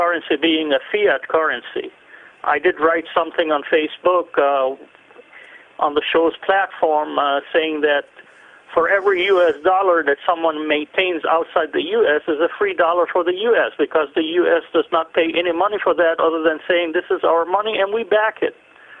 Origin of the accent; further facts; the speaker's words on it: Lebanon; Yeah, I come from the Middle East, so I track those things down.